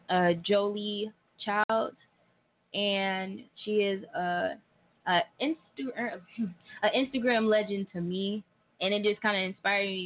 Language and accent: English; Tulsa, Oklahoma, United States; Well, I'm from Tulsa, Oklahoma. Uh huh. Born and raised.